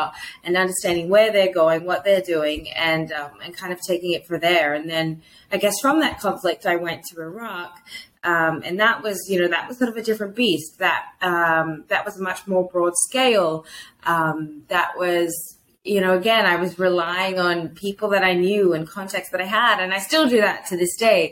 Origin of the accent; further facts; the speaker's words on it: Australia; moved away; as an Australian